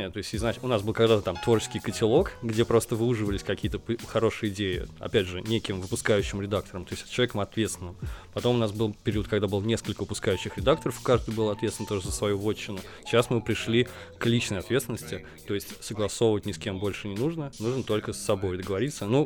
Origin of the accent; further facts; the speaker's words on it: Nizhny Novgorod, Nizhny Novgorod Oblast, Russia; Да, я из Нижнего Новгорода.